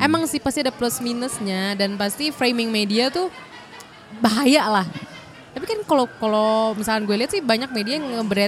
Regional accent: Indonesia; Kita orang Indo udah resmi

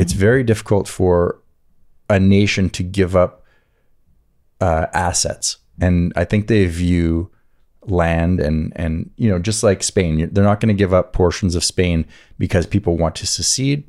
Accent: Atlantic side of the country, East Coast, United States; I grew up on the Atlantic side of the country

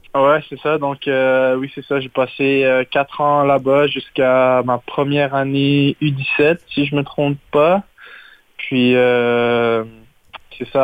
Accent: Laval, Quebec, Canada; j'ai grandi à Laval.

